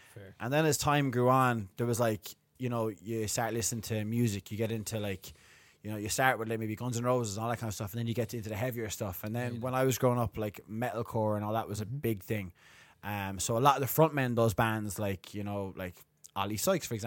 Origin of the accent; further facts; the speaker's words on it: Limerick, Munster, Ireland; now in Dublin, Ireland; I grew up in Limerick, but I grew up in my early part of life, I didn't live in the city or the suburbs. I lived in the country.